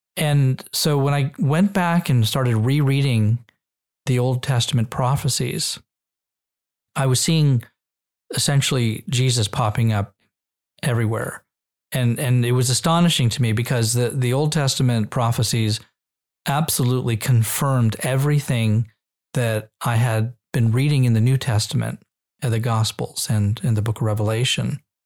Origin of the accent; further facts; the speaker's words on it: Israel; also born or lived in Nevada / New Hampshire; now in United States; growing up in Israel gave us an even stronger Jewish identity.